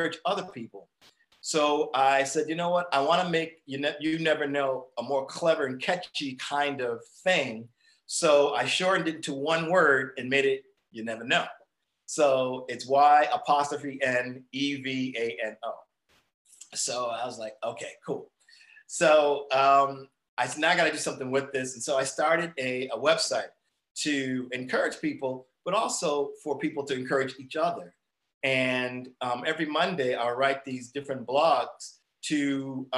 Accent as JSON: {"language": "English", "town": "Springfield", "region": "Massachusetts", "country": "United States", "said": "I come from Springfield, Massachusetts. I live in Springfield, Massachusetts"}